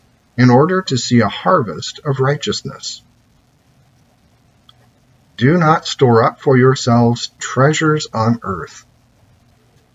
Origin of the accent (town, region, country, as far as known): United States